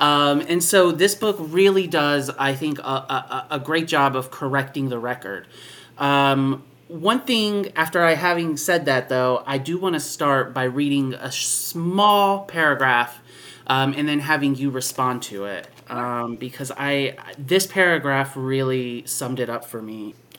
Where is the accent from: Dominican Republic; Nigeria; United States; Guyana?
United States; Kentucky; I've got the Kentucky flag right behind me. Like, it's my home state.